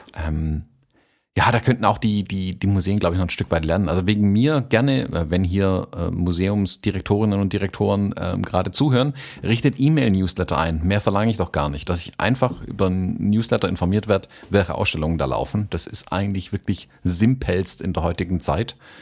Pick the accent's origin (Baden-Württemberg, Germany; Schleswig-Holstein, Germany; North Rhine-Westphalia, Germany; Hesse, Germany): Baden-Württemberg, Germany; Stuttgart; bei uns in Stuttgart